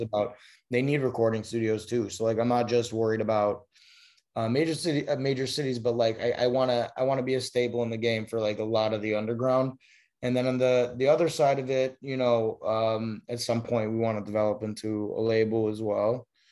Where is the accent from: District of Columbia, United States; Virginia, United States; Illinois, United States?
Illinois, United States; Chicago; also born or lived in upstate New York; now in Los Angeles, United States; I'm from Chicago originally